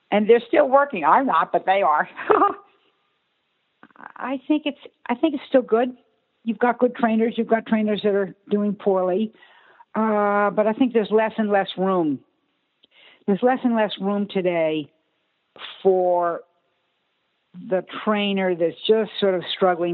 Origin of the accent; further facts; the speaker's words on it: East Coast, United States; who was my veterinarian growing up on the East Coast.